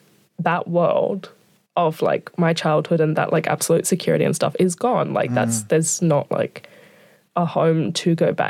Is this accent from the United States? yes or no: no; Queensland, Australia; moved away as an adult; now in Wellington, New Zealand; when I moved from Queensland over to Wellington, my parents also moved from the house that I've been in since I was born, down to Canberra